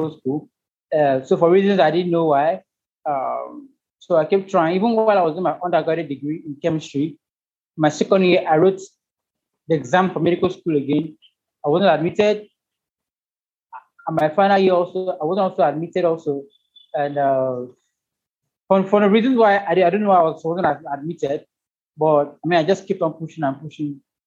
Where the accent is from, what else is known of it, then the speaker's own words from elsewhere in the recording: Ebonyi, Nigeria; I'm from Ebonyi State in Nigeria.